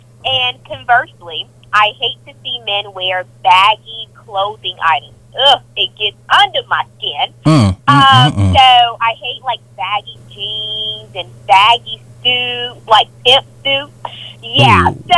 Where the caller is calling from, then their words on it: Atlanta, Georgia, United States; Oh, my gosh, I'm from Atlanta.